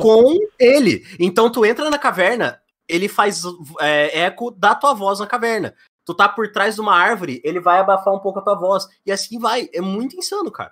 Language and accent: Portuguese; Curitiba, Paraná, Brazil; now in Rio Grande do Sul, Brazil; Eu sou nascido de Curitiba e moro no Rio Grande do Sul.